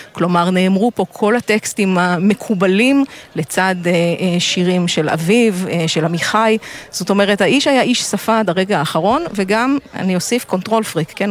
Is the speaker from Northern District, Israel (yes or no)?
yes; Jezreel Valley, Northern District, Israel; אני בת העמק